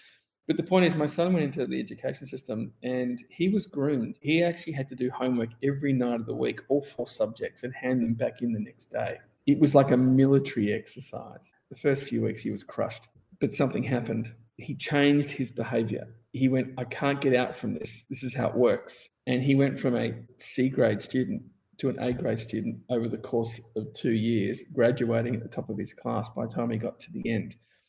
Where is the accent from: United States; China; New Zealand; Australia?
Australia; I mean, I came from Australia where it was a mandatory 4-week holiday plus all the public holidays plus.